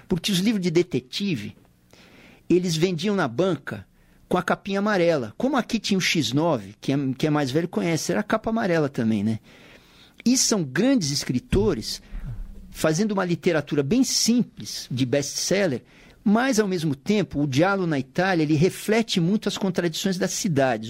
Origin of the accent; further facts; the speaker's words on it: São Paulo, Brazil; Paulistano da Gema, na extinta maternidade de São Paulo